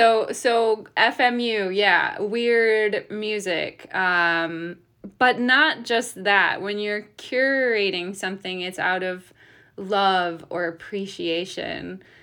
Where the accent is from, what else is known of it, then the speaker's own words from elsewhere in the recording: Detroit, Michigan, United States; I grew up in Detroit.